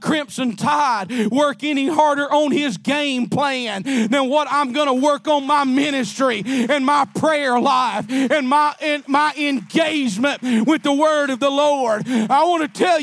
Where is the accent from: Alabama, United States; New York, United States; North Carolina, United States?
Alabama, United States; I'm from Alabama